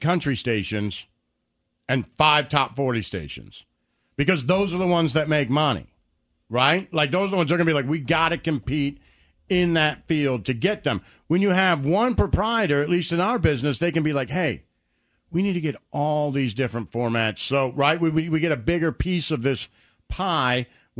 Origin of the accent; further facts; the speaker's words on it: Detroit, Michigan, United States; When I was growing up in Detroit